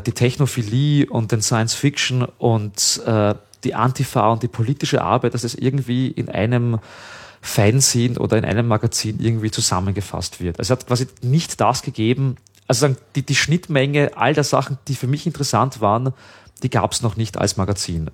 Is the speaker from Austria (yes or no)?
yes; 30 km from Vienna, Lower Austria, Austria; ich halt groß geworden bin, halt äh, da 30 Kilometer von Wien entfernt